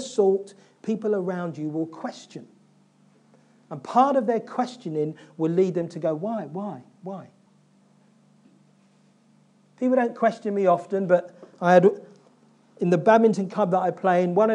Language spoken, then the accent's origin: English; London, United Kingdom; I grew up in South London